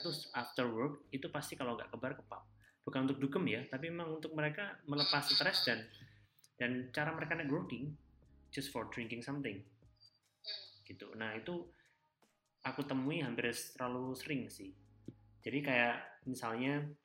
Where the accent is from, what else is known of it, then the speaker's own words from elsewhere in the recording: Java, Indonesia; Kita kan dari Jawa